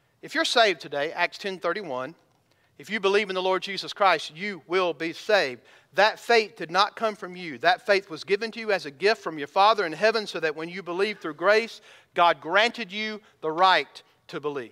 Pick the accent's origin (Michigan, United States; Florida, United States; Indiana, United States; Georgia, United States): Georgia, United States; I'm from Georgia